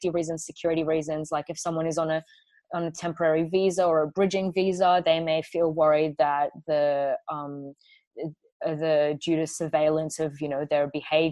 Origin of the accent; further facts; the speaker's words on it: Kurdish from Iraq, Kurdistan Region, Iraq; now in Australia; I'm a former refugee. I'm Kurdish from Iraq